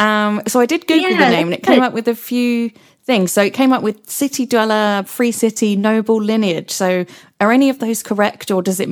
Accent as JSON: {"language": "English", "country": "United Kingdom", "accent": "very British", "said": "my accent is very British."}